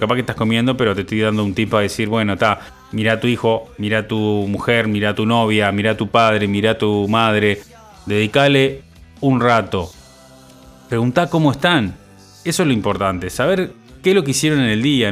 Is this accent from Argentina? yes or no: no; Uruguay; soy uno más de todos los uruguayos